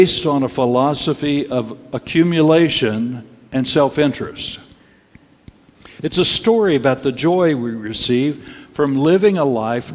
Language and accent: English; Texas, United States; I grew up in Texas